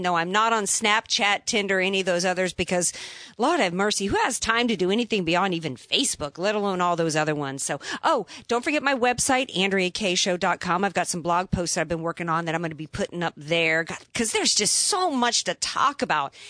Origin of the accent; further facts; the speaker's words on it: the Bible Belt, United States; I grew up in the Bible Belt